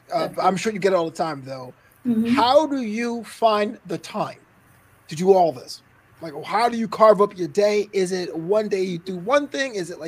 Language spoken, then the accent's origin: English; New York City, New York, United States; moved away as an adult; also born or lived in Florida; now in Los Angeles, United States; We're from Brooklyn. I lived in Florida for about 4 years, came out to LA 15 years ago.